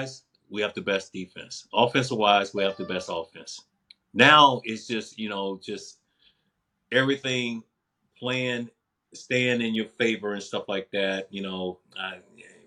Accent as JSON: {"language": "English", "region": "Mississippi", "country": "United States", "tie": "born or raised there", "said": "I was brought up that way in Mississippi"}